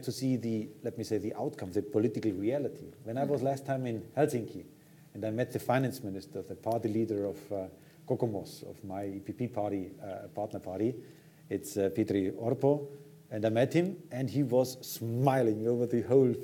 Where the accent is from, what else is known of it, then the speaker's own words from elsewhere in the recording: Lower Bavaria, Germany; I'm from Lower Bavaria, that is my constituency